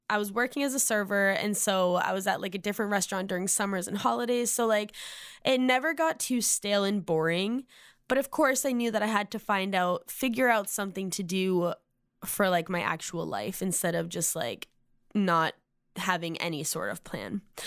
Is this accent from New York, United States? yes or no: no; Massachusetts, United States; moved away as an adult; now in Nashville, United States; I'm from Massachusetts. I now live in Nashville for the last three and a half years